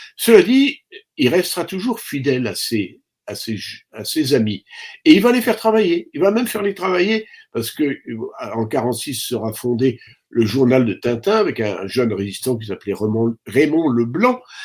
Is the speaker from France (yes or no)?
yes; France; je suis français